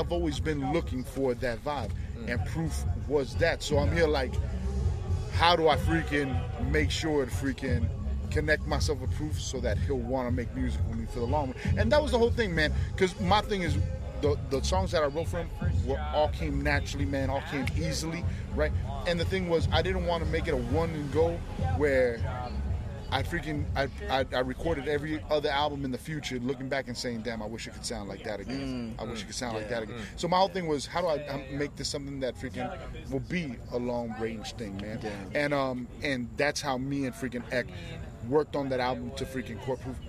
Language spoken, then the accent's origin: English; Miami, Florida, United States; growing up in Miami